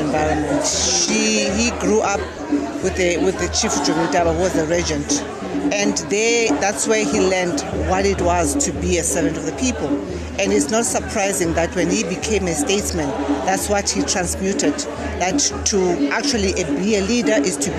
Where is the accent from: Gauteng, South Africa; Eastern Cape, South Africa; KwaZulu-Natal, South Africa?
Eastern Cape, South Africa; I come from the Eastern Cape